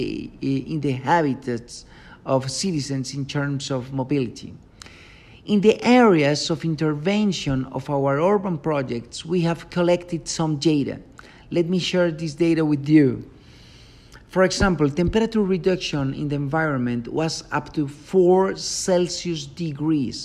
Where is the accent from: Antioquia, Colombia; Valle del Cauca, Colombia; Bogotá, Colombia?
Antioquia, Colombia; Medellín; I was born in Medellin, Colombia